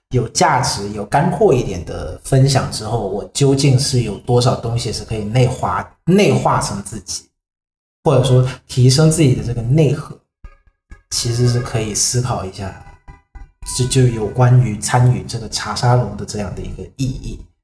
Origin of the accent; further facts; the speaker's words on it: Vietnam; 我是来自越南的